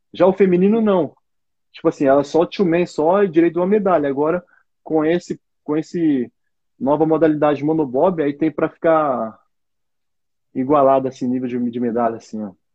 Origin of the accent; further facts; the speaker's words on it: Marília, São Paulo, Brazil; sou aqui do interior de São Paulo, Marília